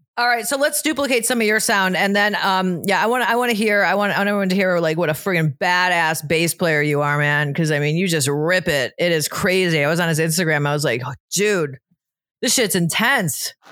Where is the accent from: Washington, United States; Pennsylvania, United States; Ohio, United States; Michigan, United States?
Ohio, United States; Cleveland; now in Florida, United States; from Cleveland originally, but I've been in Florida for twenty years